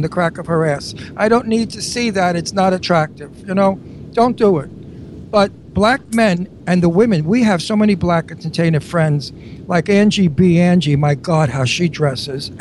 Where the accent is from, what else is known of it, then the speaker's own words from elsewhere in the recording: Brooklyn, New York, United States; I grew up in Brooklyn